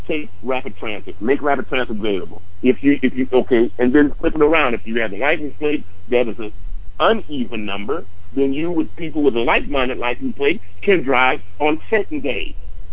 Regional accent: United States; as an American

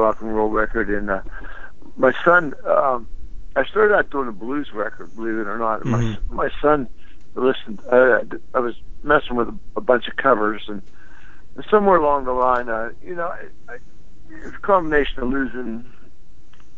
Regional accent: Pittsburgh, Pennsylvania, United States; when I grew up in Pittsburgh, there was a lot of independent AM stations

